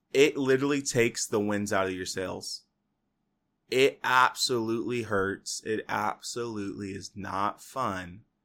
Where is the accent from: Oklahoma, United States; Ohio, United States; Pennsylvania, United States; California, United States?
California, United States; Fresno; I'm from Fresno